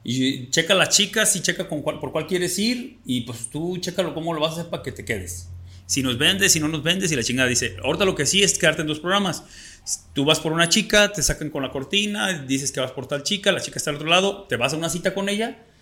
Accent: Totolotlán?, Jalisco, Mexico; also born or lived in Guadalajara; now in Mexico City, Mexico; ni soy ni siquiera de Guadalajara, soy de un pueblo más chiquito que se llama Totonilco

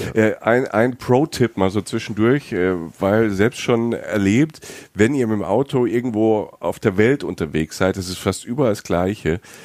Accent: Germany; ich bin aus Deutschland

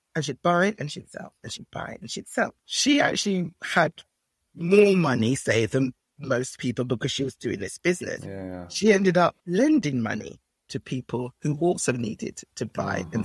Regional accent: Nigeria; being Nigerian

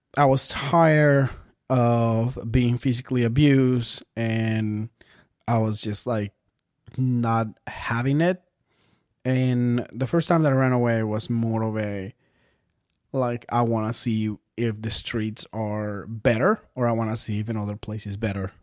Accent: Bogotá, Colombia; moved away; I was born in Bogota, Colombia

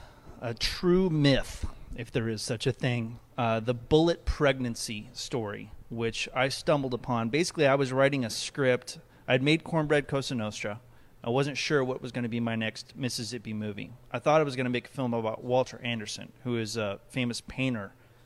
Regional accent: Comoros; also born or lived in Ecuador; I was born in Ecuador, and I grew up in a place called the Comoro Islands, which is off the east coast of Africa.

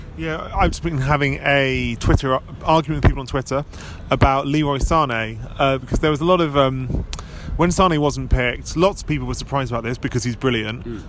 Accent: England, United Kingdom; as an English person

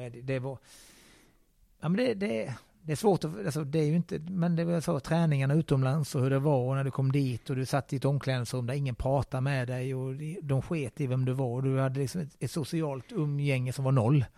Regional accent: Skåne, Sweden; moved away as an adult; also born or lived in Helsingborg / Rostock; now in Gothenburg, Sweden; jag som skåning

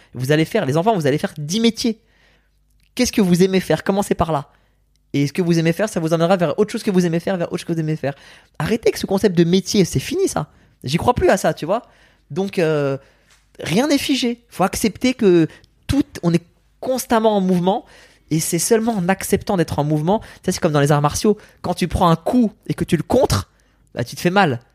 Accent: France; French is a second language; also born or lived in Iran; moi je suis en France petit

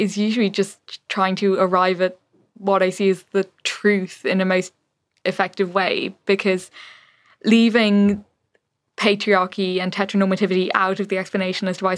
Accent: Ireland; moved away as an adult; also born or lived in London; now in Berlin, Germany; growing up in the Ireland that I did

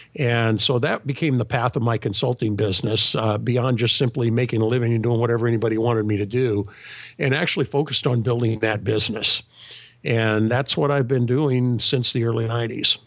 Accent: Sacramento, California, United States; I was born in Sacramento, California, many years ago. Actually, I grew up in an entrepreneurial family

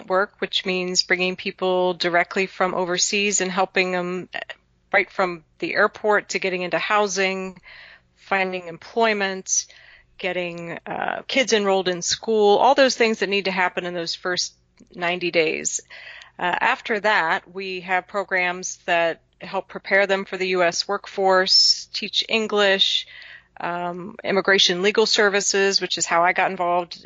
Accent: Dayton, Ohio, United States; I grew up in Dayton, Ohio. It was your probably typical Midwestern suburban life

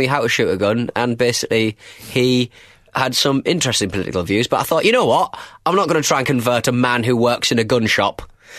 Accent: United Kingdom; Well, I'm British, aren't I?

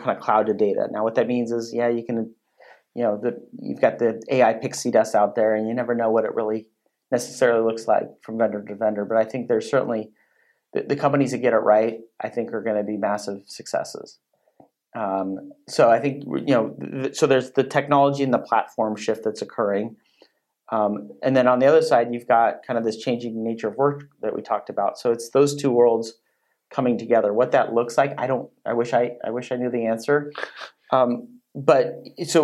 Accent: Silicon Valley, California, United States; moved away; I grew up in Silicon Valley. I don't live there now, but I go back quite frequently.

